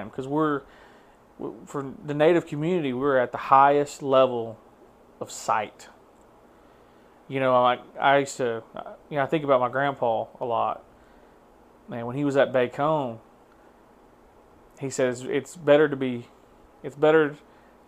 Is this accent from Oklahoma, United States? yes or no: yes; Tahlequah, Oklahoma, United States; moved away; I come from Tahlequah, Oklahoma